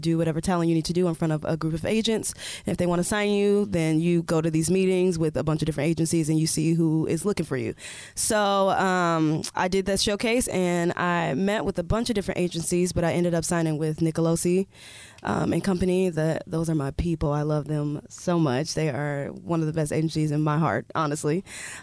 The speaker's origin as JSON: {"language": "English", "region": "Indiana", "country": "United States", "moved": "yes", "said": "We come from Indiana"}